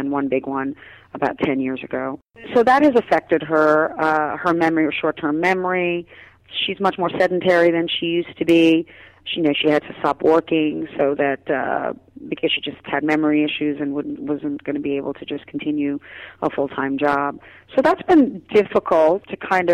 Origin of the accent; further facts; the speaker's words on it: New York City, New York, United States; also born or lived in Trinidad; We grew up in Queens, in Brooklyn and in Queens.